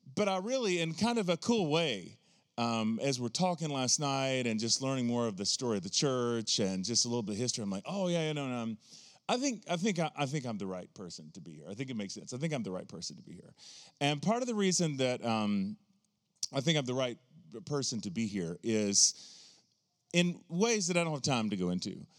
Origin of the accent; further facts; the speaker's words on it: the South, United States; I always refer to myself as a hillbilly Pentecostal, 'cause I grew up in the South